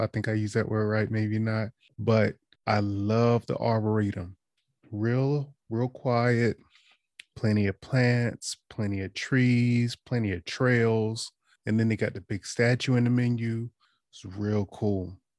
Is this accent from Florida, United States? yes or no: no; Eastern Shore, Maryland, United States; moved away as an adult; also born or lived in DC, Maryland, Virginia area; now in DMV area, United States; I'm from the Eastern Shore, but I've been in the D M V area since twenty fifteen